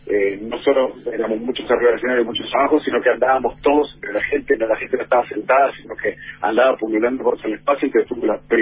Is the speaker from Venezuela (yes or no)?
no; Argentina; also born or lived in Colombia; Y encima nosotros tenemos un acento muy marcado, muy imperativo.